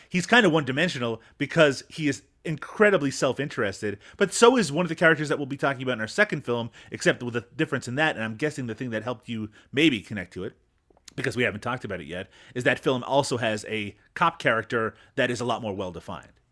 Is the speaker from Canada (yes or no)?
yes; Canada; as a Canadian